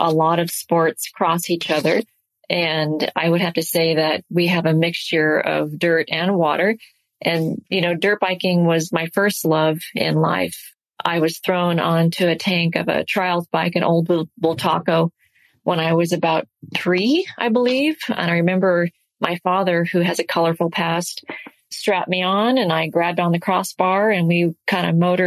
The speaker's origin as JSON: {"language": "English", "town": "Sacramento", "region": "California", "country": "United States", "tie": "born or raised there", "also_born_or_lived": "Bay Area", "moved": "as an adult", "lives_now": "Maui, United States", "said": "Sacramento is my hometown"}